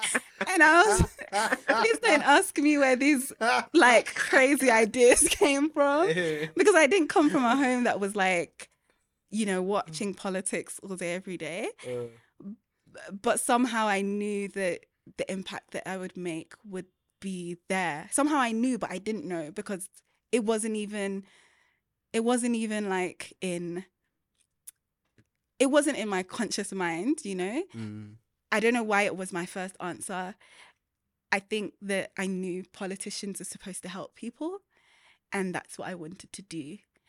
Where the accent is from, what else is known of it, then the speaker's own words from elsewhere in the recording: Peckham, London, United Kingdom; But I was born in Southeast London in a place called Peckham. And it was, it's like a feast for the eyes, I'm not gonna lie. It's, they call it Little Nigeria because there's a lot of Nigerians there. But it was an amazing place to grow up.